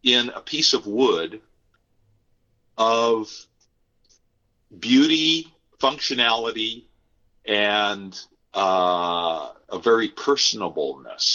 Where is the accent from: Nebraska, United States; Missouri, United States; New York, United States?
Nebraska, United States; moved away; I am also from Nebraska originally.